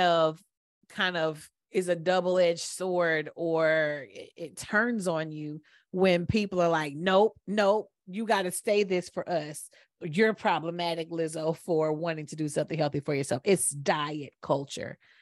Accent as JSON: {"language": "English", "town": "Atlanta", "region": "Georgia", "country": "United States", "said": "we're from Atlanta"}